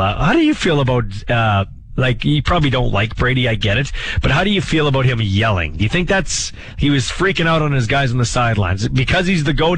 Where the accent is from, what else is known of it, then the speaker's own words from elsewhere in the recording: Regina, Saskatchewan, Canada; I grew up in Glen Cairn